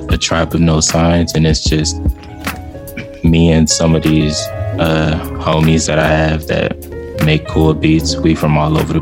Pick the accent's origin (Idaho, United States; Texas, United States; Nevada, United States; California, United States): Texas, United States; Houston; now in Austin, United States; I'm from Houston, Texas